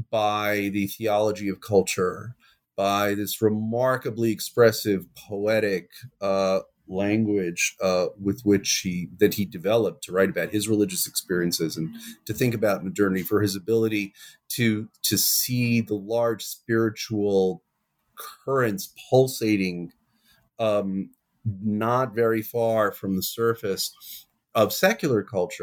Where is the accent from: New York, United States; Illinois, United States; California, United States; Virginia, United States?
New York, United States; New York City; now in Jerusalem, Israel; I'm originally from New York. I grew up on the west side of Manhattan. I always hasten to add the pre-gentrified west side of Manhattan.